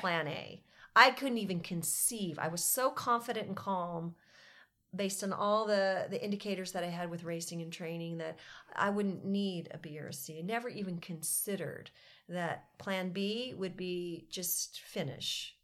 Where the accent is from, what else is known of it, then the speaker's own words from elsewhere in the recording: Carlsbad, California, United States; also born or lived in Cardiff, California; I grew up in Carlsbad, uh, California. I now live just down the road in Cardiff, California